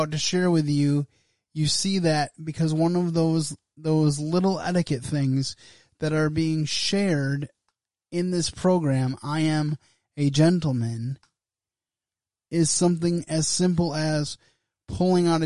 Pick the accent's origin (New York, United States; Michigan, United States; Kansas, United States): Michigan, United States; West; I grew up here in West Michigan, that I grew up in a two-parent home.